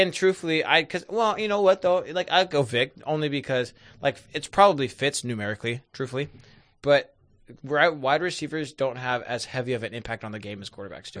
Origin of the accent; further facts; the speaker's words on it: Northwest, United States; I'm from the Northwest and we live in a pocket